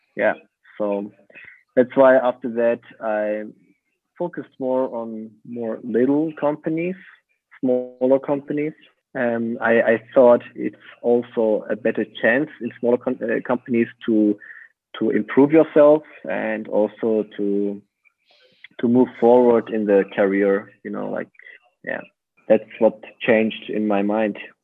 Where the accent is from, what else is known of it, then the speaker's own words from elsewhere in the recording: Kassel, Hesse, Germany; English is a second language; moved away as an adult; also born or lived in Aachen; that was the beginning of my studying um, in my hometown